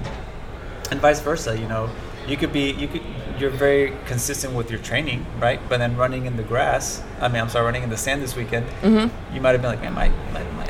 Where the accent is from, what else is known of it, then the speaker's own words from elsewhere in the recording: Colombia; now in United States; I'm from Colombia, so I've lived in other places